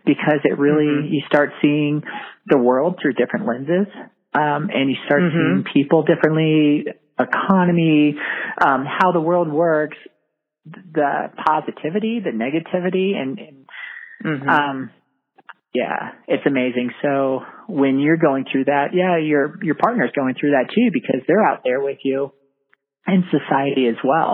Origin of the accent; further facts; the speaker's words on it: Colorado Springs, Colorado, United States; I was born and raised in Colorado Springs and, have never left.